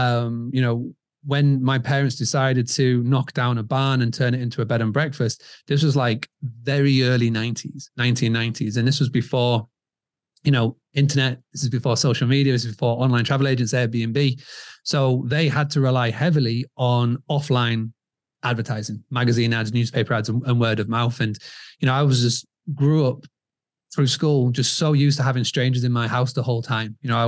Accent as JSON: {"language": "English", "town": "Scarborough", "region": "Yorkshire and the Humber", "country": "United Kingdom", "tie": "born or raised there", "said": "So as you can tell from the accent, I'm from over the pond. I'm from England, from a little town called Scarborough in the northeast of England."}